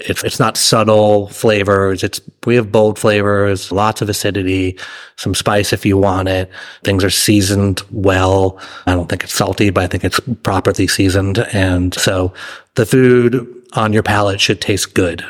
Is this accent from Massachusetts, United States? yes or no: yes; Massachusetts, United States; moved away as an adult; also born or lived in New York / Charlottesville, Virginia; now in San Marcos, United States; I was, uh, born and raised in Massachusetts